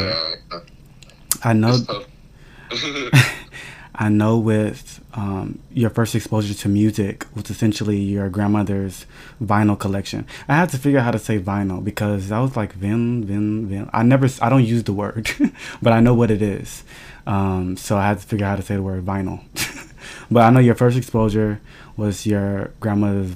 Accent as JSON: {"language": "English", "country": "Nigeria", "said": "I'm Nigerian"}